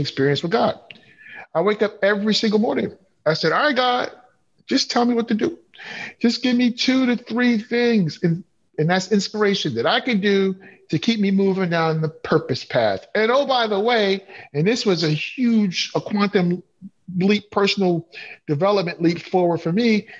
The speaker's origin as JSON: {"language": "English", "town": "New York City", "region": "New York", "country": "United States", "tie": "born or raised there", "also_born_or_lived": "Chicago / Appleton, Wisconsin", "moved": "as an adult", "said": "I grew up in Flatbush, Brooklyn"}